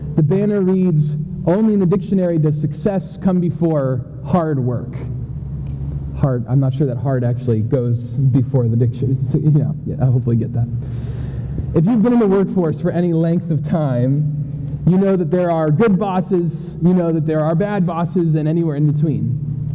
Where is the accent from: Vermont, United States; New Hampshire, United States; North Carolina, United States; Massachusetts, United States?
New Hampshire, United States; moved away; I grew up in New Hampshire.